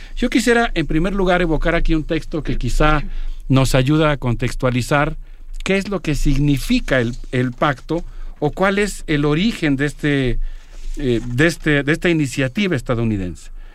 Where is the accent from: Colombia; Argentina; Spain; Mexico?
Mexico